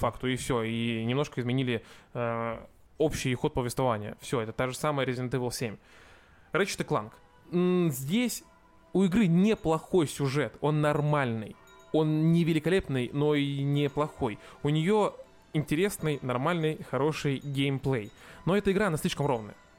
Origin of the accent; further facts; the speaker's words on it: Russia; я из России